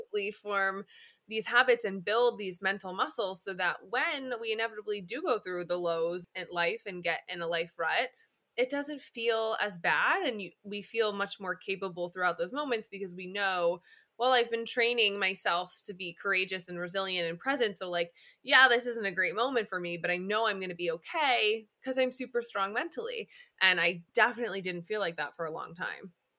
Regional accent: Upstate New York, United States; moved away as an adult; now in Los Angeles, United States; I am an upstate New Yorker turned West Coaster. I live in L A and have for the past five years

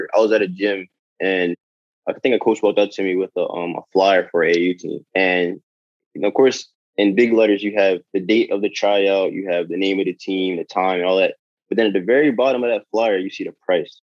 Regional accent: Philadelphia, Pennsylvania, United States; growing up in North Philly

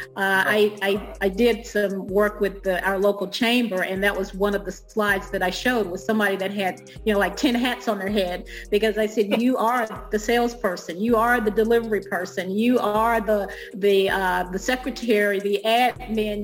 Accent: Alabama, United States; born or raised there; moved away as an adult; also born or lived in East Coast; now in DC metro area, United States

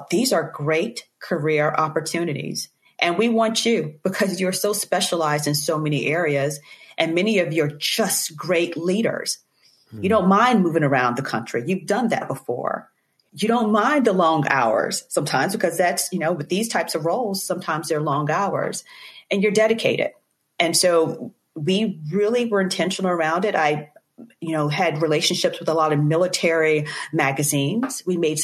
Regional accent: Eastern North Carolina, United States; I grew up in Eastern North Carolina. I'm a farm girl from Eastern North Carolina.

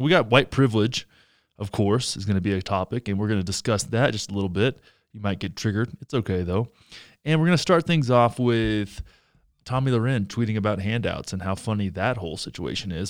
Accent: Texas, United States; I grew up in Texas

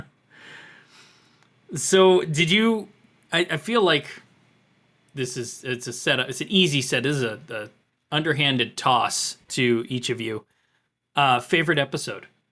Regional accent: Florida, United States; growing up in Florida

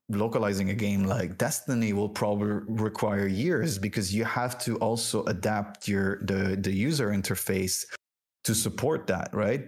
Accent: France; first language French; English is a second language; moved away; also born or lived in Lebanon; i was born and raised in france um, and french was my first language um, then moved to uh, the Arab world and ended up in Lebanon.

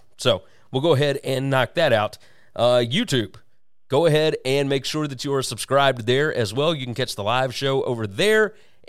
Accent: Memphis, Tennessee, United States; we're from Memphis.

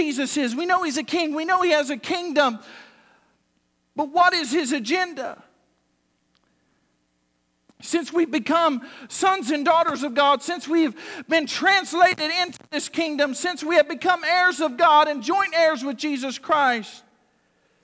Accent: United States; I'm American

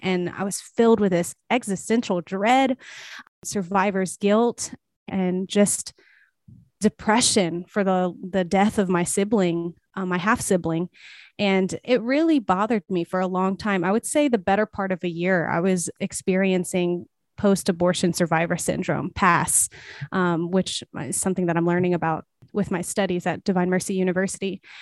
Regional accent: South Louisiana, United States; moved away as an adult; now in Los Angeles, United States; I am from South Louisiana, but I was actually born in Los Angeles and I now live here. Um, so I came back to, to some degree, came back home, even though I was raised most of my life in Southern Louisiana.

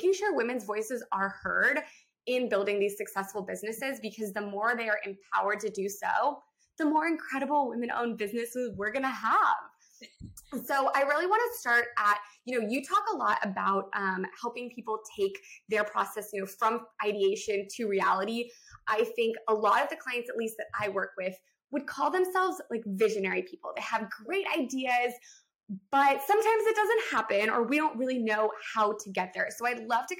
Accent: Texas, United States; we are both from Texas

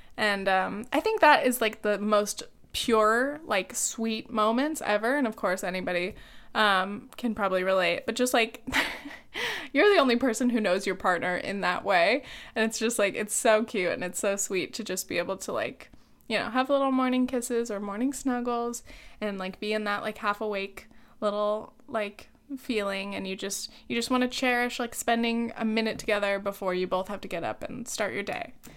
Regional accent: South Orange County, California, United States; I grew up in South Orange County

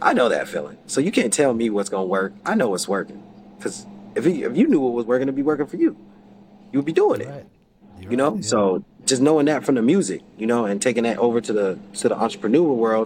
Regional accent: Salt Lake City, Utah, United States; I'm from Salt Lake City, Utah

